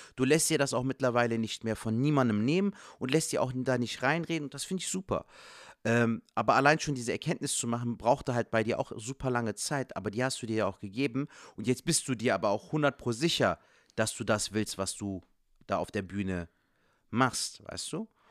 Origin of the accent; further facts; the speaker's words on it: Cologne, North Rhine-Westphalia, Germany; als Kölsche Jungen dann noch in Köln